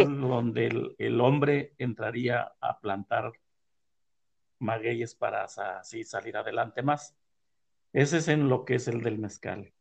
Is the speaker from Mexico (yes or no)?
yes; Tehuacán, Puebla, Mexico; now in San Antonio Texcala, Mexico; soy originario de Santa Ana, Telosto, Tehuacán, Puebla. Y eh, nací un 24 de diciembre de 1954 allá por una ranchería